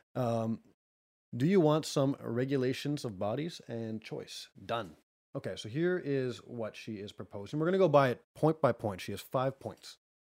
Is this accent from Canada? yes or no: yes; Canada; I'm Canadian